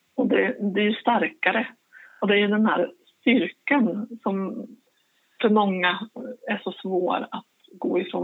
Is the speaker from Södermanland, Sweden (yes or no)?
no; Linköping, Östergötland, Sweden; jag kommer ifrån Linköping